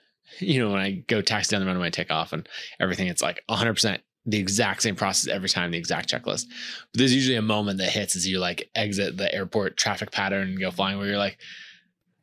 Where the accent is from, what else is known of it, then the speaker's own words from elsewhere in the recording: Idaho, United States; So I grew up in Idaho